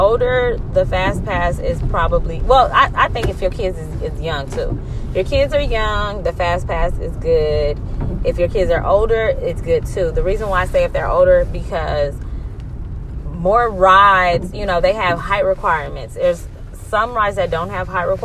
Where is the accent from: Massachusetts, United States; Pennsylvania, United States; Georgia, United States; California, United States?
California, United States; I'm from Cali